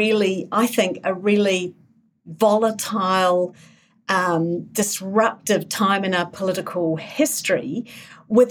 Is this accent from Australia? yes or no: no; England, United Kingdom; now in New Zealand; I was born in New Zealand, I grew up in England.